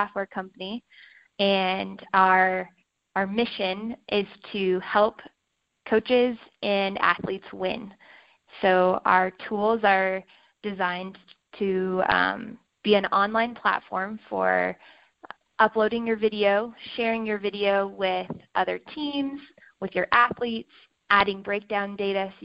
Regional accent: Omaha, Nebraska, United States; also born or lived in Lincoln, Nebraska; I grew up in Omaha, Nebraska.

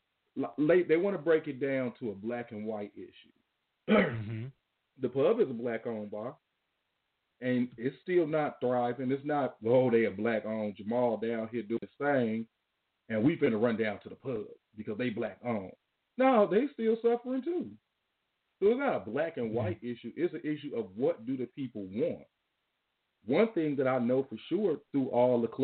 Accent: Chicago, Illinois, United States; I'm from Chicago, but I live out in Dollar

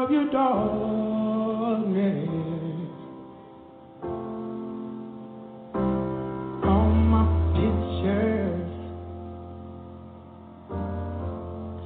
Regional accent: Louisiana, United States; I'm from Louisiana.

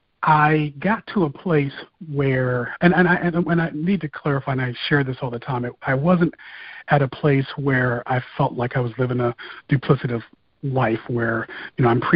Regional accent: Fort Wayne, Indiana, United States; moved away as an adult; also born or lived in Bloomington, Indiana; now in Detroit, United States; when I returned home to Fort Wayne

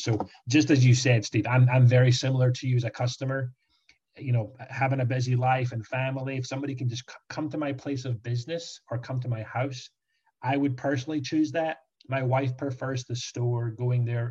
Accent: Scotland, United Kingdom; moved away as an adult; now in Orlando, United States; Scotland where I grew up

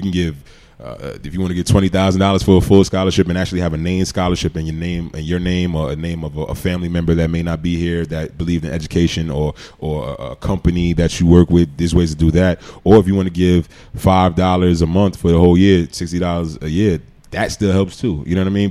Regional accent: New York City, New York, United States; moved away; also born or lived in Oxford, Mississippi; growing up in Queens, I didn't know if I was going to go to uh, to college

